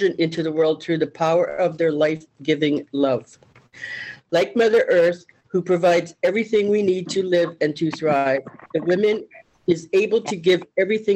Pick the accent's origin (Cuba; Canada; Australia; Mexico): Canada; Winnipeg, Manitoba; moved away as an adult; now in British Columbia, Canada; I am Métis, and I'm from Winnipeg, Manitoba, and we came out to BC for a three-month holiday, and that was over 40 years ago, so we're still here